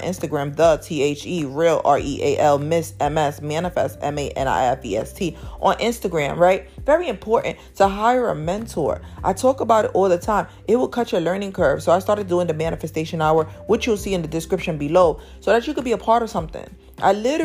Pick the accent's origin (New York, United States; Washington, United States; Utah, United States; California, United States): New York, United States; New York City; I came from Harlem, New York. I live in Harlem, New York